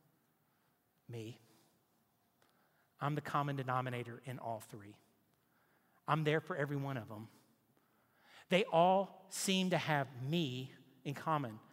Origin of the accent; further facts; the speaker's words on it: Nashville, Tennessee, United States; now in Knoxville, United States; I grew up in Nashville on the lake.